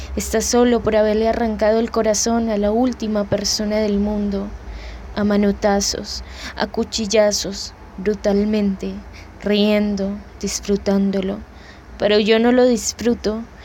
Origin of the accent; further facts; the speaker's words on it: Bogotá, Colombia; moved away; soy de Bogotá, Colombia.